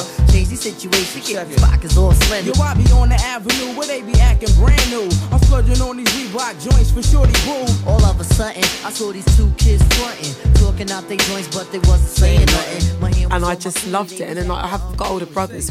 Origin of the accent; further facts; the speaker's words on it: Kingston upon Thames, London, United Kingdom; I grew up in Kingston, right? So my parents are from Ghana